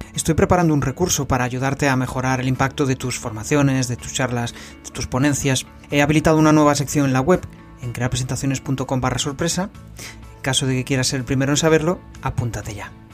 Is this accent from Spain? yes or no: yes; Galicia, Spain; accent: gallego; mi acento es gallego de pura cepa